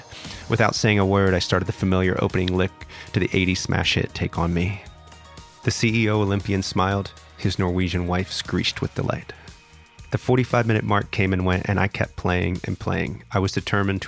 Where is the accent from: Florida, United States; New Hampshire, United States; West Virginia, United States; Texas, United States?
West Virginia, United States; now in Los Angeles, United States; As a West Virginian, Civil War history is a very familiar subject due to the founding of my home state